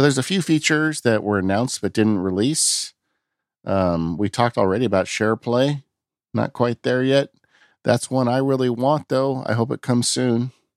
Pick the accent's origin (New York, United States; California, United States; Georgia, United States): California, United States; I'm from California